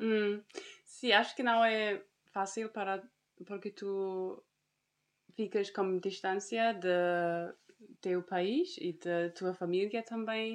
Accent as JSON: {"language": "Portuguese", "country": "Germany", "also_born_or_lived": "Lisbon, Portugal / Algarve, Portugal", "second_language": "Portuguese", "moved": "as an adult", "said": "sou da Alemanha"}